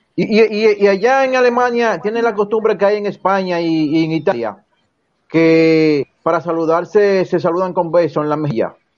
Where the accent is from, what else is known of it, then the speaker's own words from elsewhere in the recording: Santo Domingo, Distrito Nacional, Dominican Republic; los cuatro que estamos aquí somos de nacido y criado en Villajuana